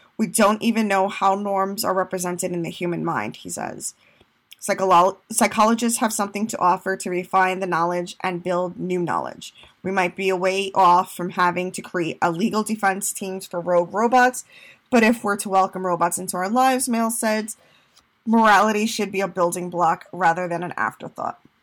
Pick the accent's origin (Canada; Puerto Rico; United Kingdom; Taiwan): Puerto Rico; moved away; also born or lived in New York, United States; I'm Hispanic, I'm a Latina, I'm from Puerto Rico, I'm a New Yorker